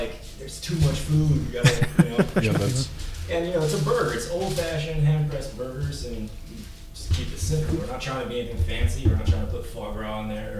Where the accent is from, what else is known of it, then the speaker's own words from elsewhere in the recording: California, United States; I'm from California